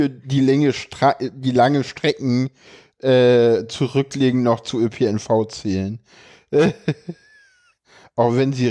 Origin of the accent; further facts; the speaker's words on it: Berlin, Germany; ich komme aus Berlin und in Berlin geht die Grundschule bis zur sechsten Klasse.